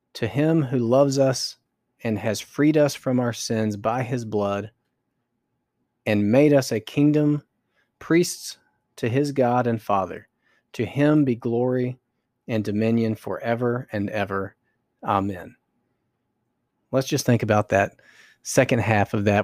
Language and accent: English; North Carolina, United States; I grew up in North Carolina, going to church